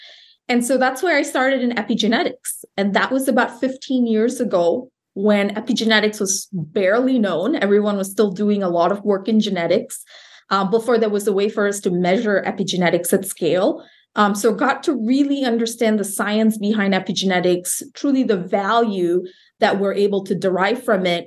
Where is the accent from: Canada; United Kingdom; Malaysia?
Malaysia; moved away as an adult; also born or lived in Iowa; So I grew up in Malaysia, a country north of Singapore.